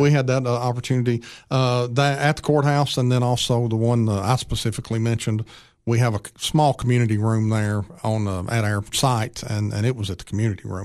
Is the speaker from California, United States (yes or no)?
no; Upper Cumberland, Tennessee, United States; We grew up here in the Upper Cumberland